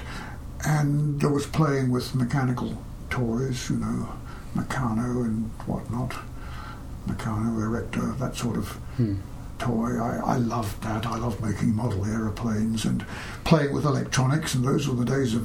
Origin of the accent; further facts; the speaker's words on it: Australia; when I was little, this was in Australia